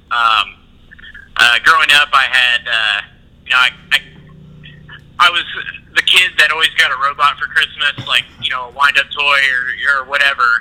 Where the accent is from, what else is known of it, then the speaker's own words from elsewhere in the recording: Evansville, Indiana, United States; also born or lived in Skokie, Illinois / Chicago; I grew up in Evansville. Um, I was actually born in, in Skokie, Illinois, which is real close to Chicago, hmm. but didn't live there. Like uh, not long after I was born, we moved uh, back to Evansville.